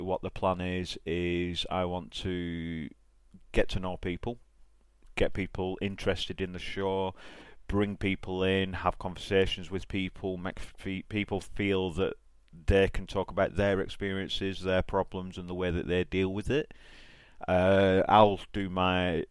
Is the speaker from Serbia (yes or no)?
no; England, United Kingdom; I'm from England